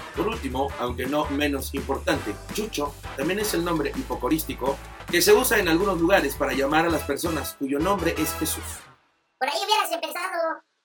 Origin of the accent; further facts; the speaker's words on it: Mexico; en México